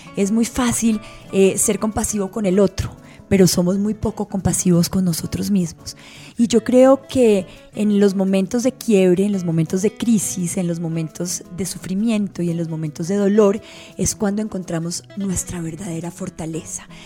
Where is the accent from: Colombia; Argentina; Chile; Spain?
Colombia; Antioquia; toda la vida me crié al lado de un seminario en la sede de Antioquia